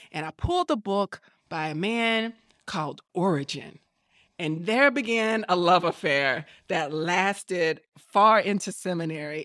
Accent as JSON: {"language": "English", "town": "Tuscaloosa", "region": "Alabama", "country": "United States", "tie": "born or raised there", "moved": "as an adult", "said": "I am from Tuscaloosa, Alabama, and I grew up in a church"}